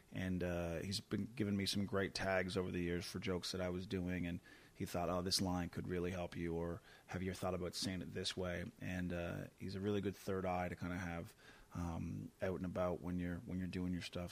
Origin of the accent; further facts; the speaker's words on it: Canada; as a Canadian